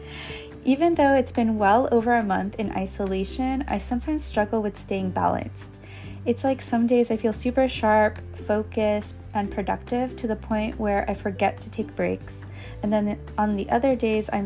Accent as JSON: {"language": "English", "country": "United States", "said": "as an American or in the United States"}